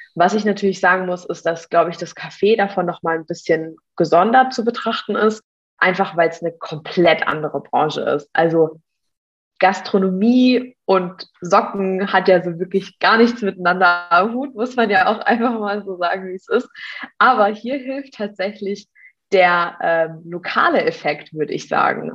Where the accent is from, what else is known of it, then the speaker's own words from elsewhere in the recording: Mannheim, Baden-Württemberg, Germany; Ich komme auch ursprünglich aus Mannheim.